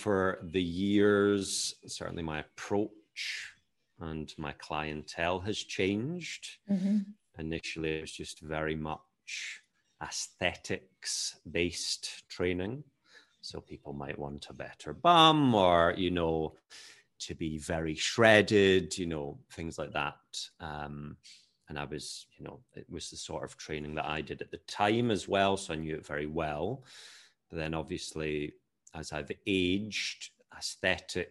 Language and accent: English; Edinburgh, Scotland, United Kingdom; moved away as an adult; also born or lived in Argentina; now in Barcelona, Spain; I am a Scottish-born personal trainer and sports nutrition specialist